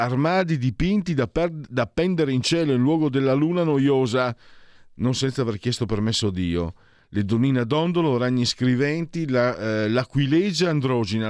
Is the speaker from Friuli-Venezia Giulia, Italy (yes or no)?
yes; Friuli-Venezia Giulia, Italy; now in Milan, Italy; sono un grossolano, sono un provinciale, vengo dal Friuli